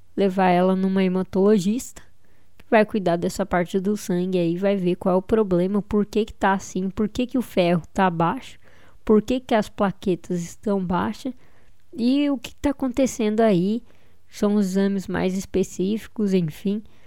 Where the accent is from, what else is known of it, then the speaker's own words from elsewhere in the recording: São Paulo, Brazil; Eu sou de São Paulo